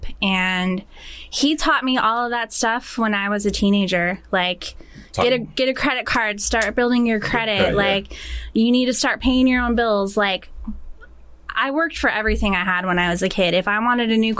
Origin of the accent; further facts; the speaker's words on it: San Diego, California, United States; moved away as an adult; now in Washington, United States; My roots are California. I grew up in San Diego